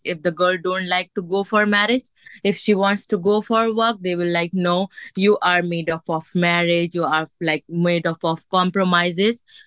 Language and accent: English; Pakistan; moved away as an adult; also born or lived in Singapore; now in Dubai, United Arab Emirates; I'm from Pakistan